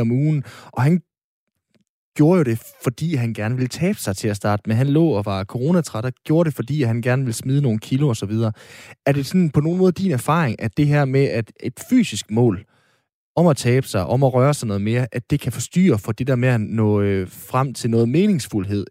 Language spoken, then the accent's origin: Danish; North Jutland, North Denmark Region, Denmark; som nordjyde